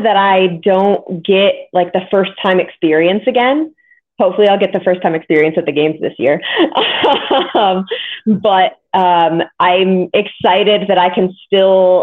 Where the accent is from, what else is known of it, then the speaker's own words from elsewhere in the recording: Modesto, California, United States; moved away as an adult; also born or lived in New Jersey; My parents still live in Modesto, which is where I grew up